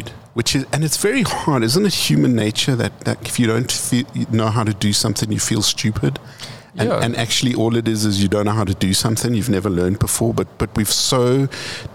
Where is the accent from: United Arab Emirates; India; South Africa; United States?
South Africa; Johannesburg, Gauteng; we're from Joburg. Joburg is a hustler city